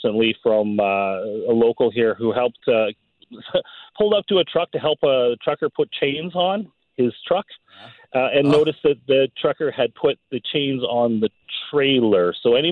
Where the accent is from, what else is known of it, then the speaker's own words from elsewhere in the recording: New Westminster, British Columbia, Canada; moved away as an adult; now in Clearwater, Canada; I grew up in New Westminster, you know, with the hills and things like that.